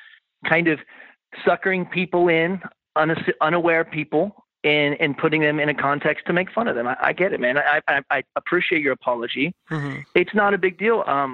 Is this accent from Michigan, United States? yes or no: no; Florida, United States; also born or lived in Seattle, Washington; now in Western Pennsylvania, United States; Moved from Seattle. Started fresh in like the place I came every summer. Mm-hmm. I'm from Florida originally, but I would come to Pennsylvania every summer.